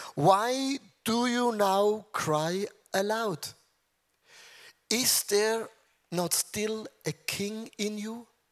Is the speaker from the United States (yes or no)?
no; Switzerland; I'm from Switzerland